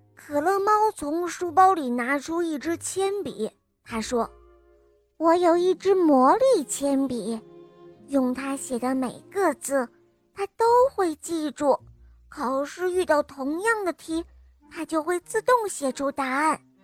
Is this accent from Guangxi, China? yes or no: no; Zunyi, Guizhou, China; 我五岁了，我来自增业